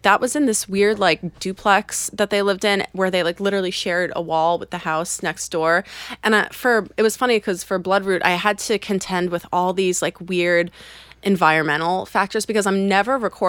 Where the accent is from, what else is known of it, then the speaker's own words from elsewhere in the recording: Port Washington, New York, United States; I'm from Port Washington.